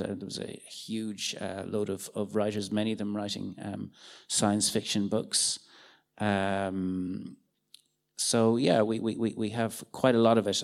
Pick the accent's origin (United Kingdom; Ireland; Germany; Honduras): Ireland; I'm an Irish uh, science fiction and fantasy writer